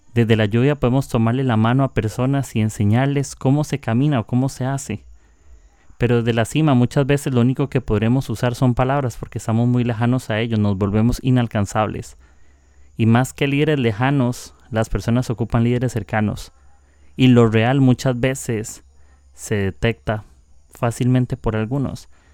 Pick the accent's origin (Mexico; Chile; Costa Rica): Costa Rica; soy de Costa Rica